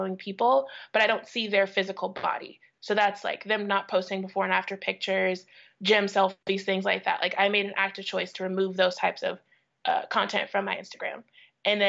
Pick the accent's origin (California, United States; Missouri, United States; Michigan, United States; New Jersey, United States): Missouri, United States; St. Louis; I grew up in St. Louis.